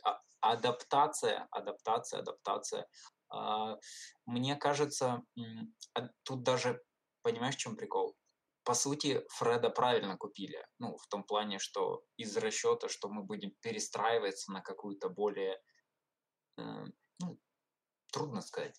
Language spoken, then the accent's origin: Russian; Ukraine; я из Украины